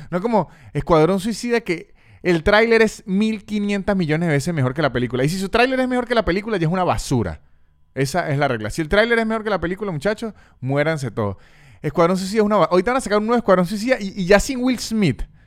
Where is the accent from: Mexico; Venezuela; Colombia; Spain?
Venezuela; ya uno como venezolano